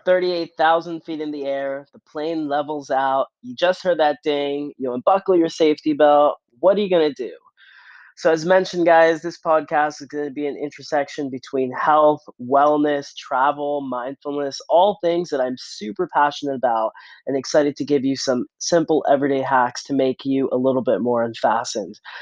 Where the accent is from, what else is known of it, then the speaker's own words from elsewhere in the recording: Philadelphia, Pennsylvania, United States; moved away as an adult; also born or lived in New York City / Montreal, Canada; I was born and raised in Philadelphia, suburbs of Philadelphia to be exact